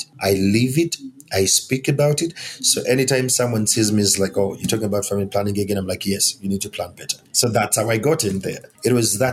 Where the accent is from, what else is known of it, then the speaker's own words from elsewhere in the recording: Uganda; I am African, and I'm coming from Uganda, that is in East Africa